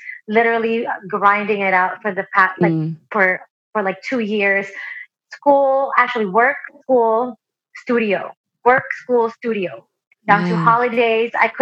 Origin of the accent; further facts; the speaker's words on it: Philippines; now in United States; I was born in the Philippines and I've always been a singer. I grew up all throughout elementary, down to the time that I moved to the U.S.